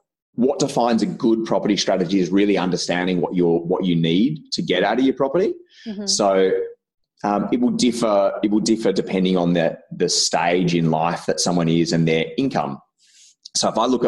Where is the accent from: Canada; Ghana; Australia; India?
Australia; Albury, New South Wales; moved away; also born or lived in Victoria; where I grew up in Albury, I got a job when I was just about to turn 18 for a local bank there